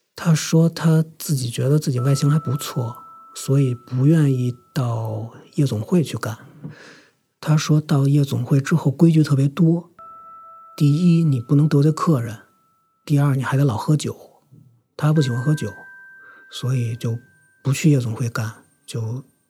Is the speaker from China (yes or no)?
yes; Beijing, China; 我今年三十三，呃，土生土长的北京人